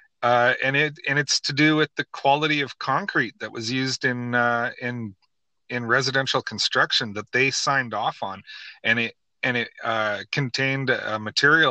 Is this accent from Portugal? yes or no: no; Canada; as a Canadian